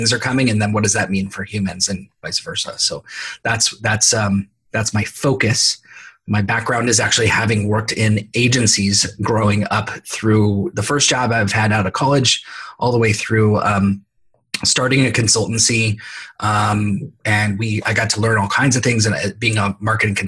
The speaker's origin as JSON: {"language": "English", "town": "San Jose", "region": "California", "country": "United States", "tie": "born or raised there", "said": "born and raised in San Jose, California, which is one of the rare people that actually is from here and lives here"}